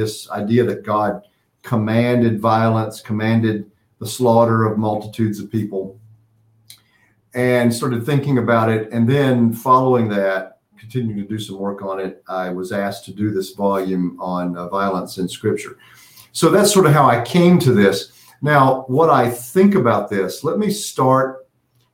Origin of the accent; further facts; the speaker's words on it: Western North Carolina, United States; now in Pittsburgh, United States; I grew up in Western North Carolina.